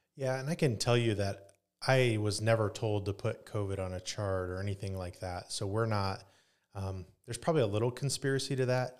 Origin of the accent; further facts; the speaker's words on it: Grabill, Indiana, United States; also born or lived in Pennsylvania / Michigan; I grew up in Northeast Indiana, in Grable, Indiana, and, uh, went to Leo